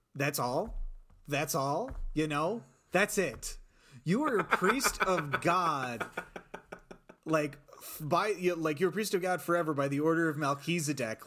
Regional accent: South Bend, Indiana, United States; I'm from South Bend

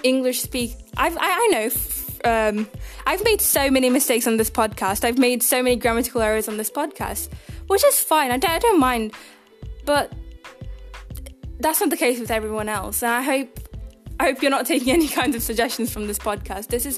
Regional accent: India; first language Telugu; English is a second language; because we're just Telugu people and we want to talk in Telugu

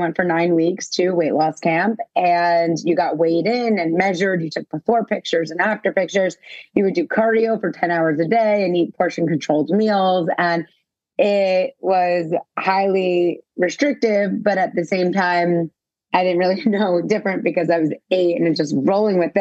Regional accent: New York City, New York, United States; I grew up in New York City

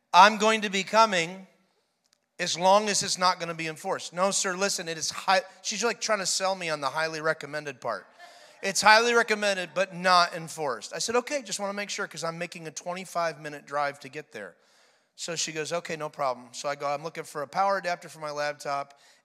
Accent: New York, United States; moved away as an adult; now in Florida, United States; I was born and raised in New York, baby. 21 years born and raised. Then I moved to Florida

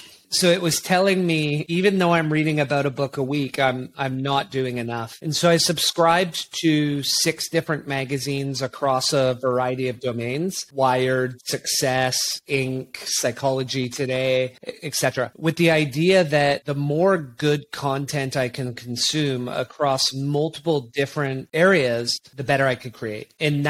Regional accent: British Columbia, Canada; born there; also born or lived in Quebec / Bermuda / Toronto / Saskatchewan; So I was born in just outside of Vancouver, and then we lived 5 years in Quebec, which is on the other side of Canada.

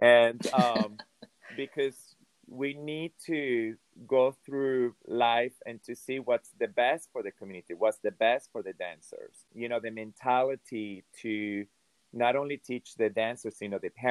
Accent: La Guaira, Venezuela; first language Hungarian; English is a second language; also born or lived in Richmond, Virginia; now in Roanoke, United States; my hometown, La Guaira, Venezuela

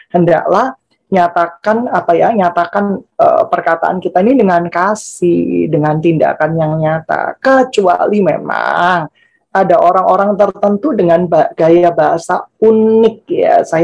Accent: Central Java, Indonesia; saya ini berasal dari Jawa Tengah lah ya

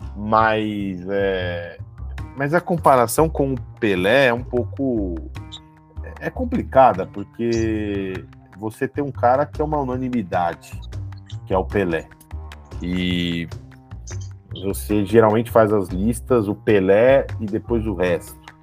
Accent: Brazil; a gente se vê como, como brasileiro

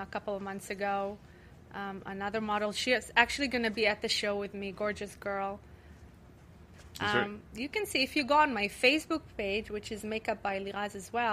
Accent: Israel; now in Toronto, Canada; I was born in Israel

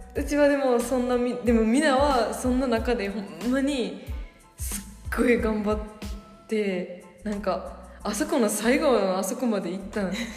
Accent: Japan; 日本でずっと生まれ育って育って日本のことしか知らへん

